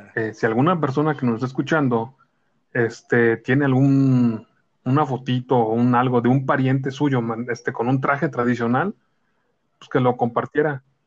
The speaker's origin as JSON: {"language": "Spanish", "country": "Mexico", "said": "somos mexicanos"}